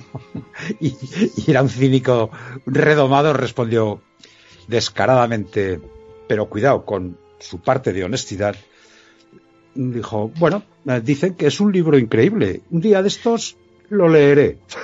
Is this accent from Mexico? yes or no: no; Quinto, Aragon, Spain; mi pueblo, ¿no? De Quinto